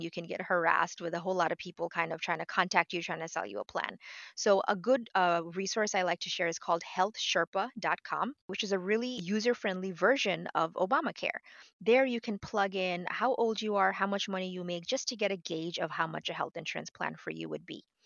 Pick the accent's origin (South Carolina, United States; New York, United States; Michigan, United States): New York, United States; New York City; moved away as an adult; also born or lived in Bangladesh; now in Florida, United States; I am, uh, originally from Bangladesh. I grew up in New York City, uh, but right now I'm living in sunny Florida